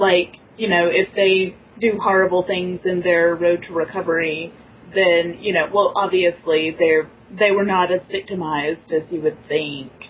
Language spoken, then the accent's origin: English; the South, United States; accent: southern; we have southern accents